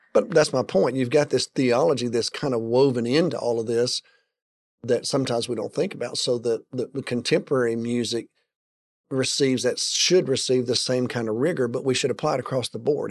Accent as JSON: {"language": "English", "country": "United States"}